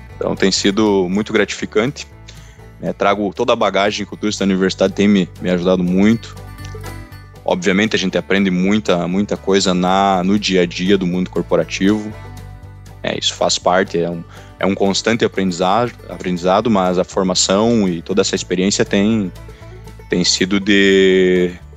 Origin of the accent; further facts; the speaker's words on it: Não-Me-Toque, Rio Grande do Sul, Brazil; Eu sou natural de Nometoque, Toque, né, no Rio Grande do Sul